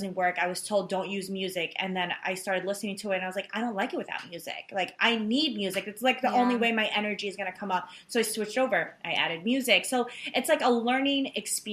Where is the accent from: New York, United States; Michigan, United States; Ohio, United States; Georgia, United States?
New York, United States; New York City; New York City, I'm from Queens